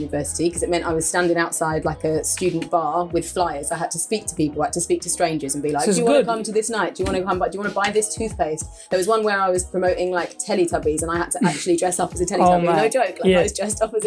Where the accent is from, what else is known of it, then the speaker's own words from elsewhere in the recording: London, United Kingdom; also born or lived in Belfast; I'm from London.